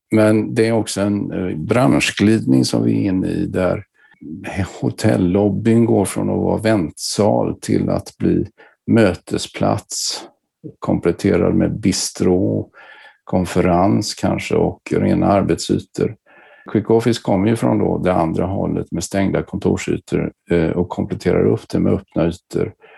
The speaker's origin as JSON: {"language": "Swedish", "town": "Gothenburg", "region": "Västra Götaland", "country": "Sweden", "said": "min bakgrund är att jag kommer från Göteborg."}